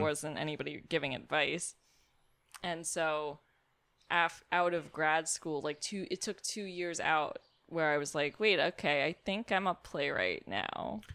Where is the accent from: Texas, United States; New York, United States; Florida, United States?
New York, United States; New York City; I'm from Brooklyn